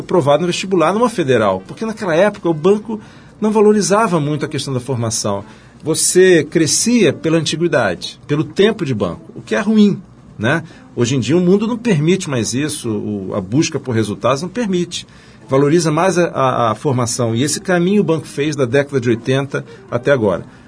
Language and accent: Portuguese; Rio de Janeiro, Brazil; cresci no Rio de Janeiro